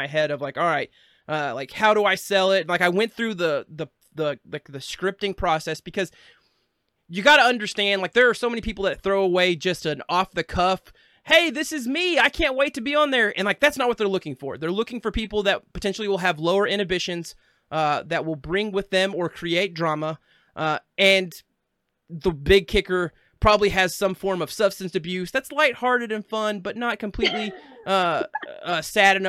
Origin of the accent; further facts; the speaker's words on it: Arkansas, United States; I'm from Arkansas